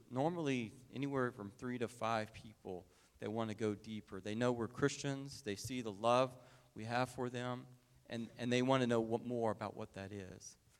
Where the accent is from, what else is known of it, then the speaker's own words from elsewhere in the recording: Oklahoma, United States; moved away; I'm from Oklahoma